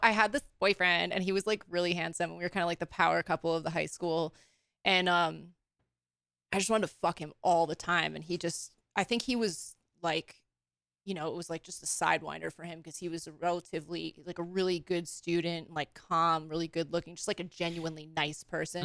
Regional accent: Long Island, New York, United States; moved away as an adult; now in West Coast, United States; I was born and raised in New York

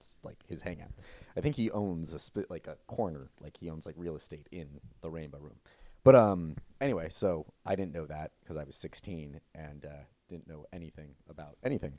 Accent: Los Angeles, California, United States; I am from Los Angeles, California

